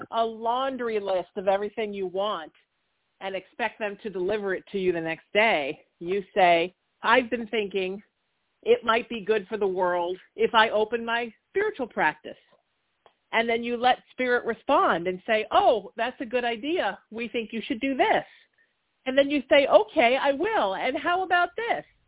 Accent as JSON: {"language": "English", "town": "Huntington Beach", "region": "California", "country": "United States", "tie": "born or raised there", "said": "in my hometown of Huntington Beach"}